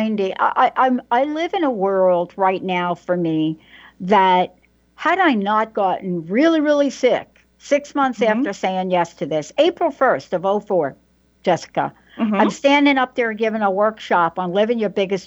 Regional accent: New York, United States; I'm a girl from New York. I didn't grow up with this conversation.

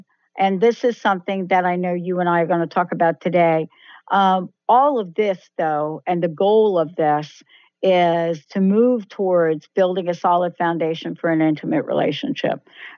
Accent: East Coast, United States; now in Seattle, United States; And I came from the East Coast where outside of New York, it wasn't that evident.

